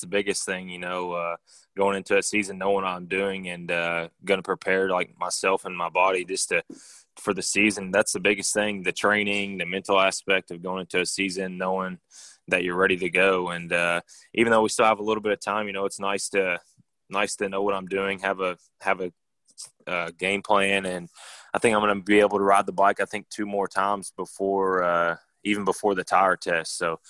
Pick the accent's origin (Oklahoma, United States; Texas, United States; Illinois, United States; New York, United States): Texas, United States; I grew up racing down in Texas in the CMRA classes for like 2 or 3 years